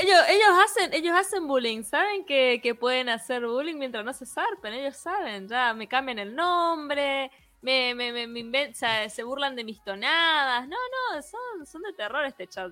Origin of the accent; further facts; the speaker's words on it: Misiones, Argentina; soy de la provincia de Misiones, Argentina, como dije hace un ratito, una provincia muy peculiar, em, con mucha mezcla cultural y por eso mi tonada es así.